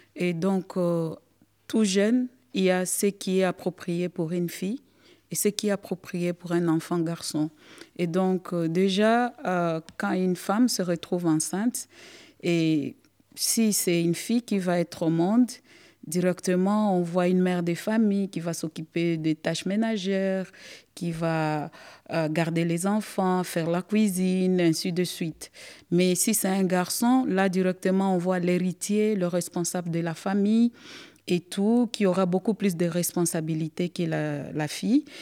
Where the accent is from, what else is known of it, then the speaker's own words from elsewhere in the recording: Goma, North Kivu, DR Congo; je fais partie du province du Nord Kivu. Et ma ville natale, c'est Goma